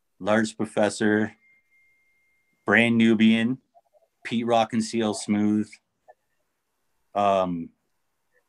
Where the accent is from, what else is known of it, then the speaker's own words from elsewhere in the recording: Chatham, Ontario, Canada; where I grew up, I was born in Chatham, Ontario. So like the southern part of Ontario